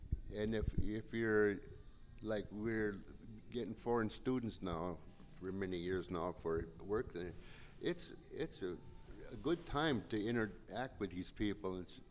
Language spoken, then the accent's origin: English; Hancock, Michigan, United States; also born or lived in California; now in Copper Harbor, United States; I'm from Hancock, and I'm in Copper Harbor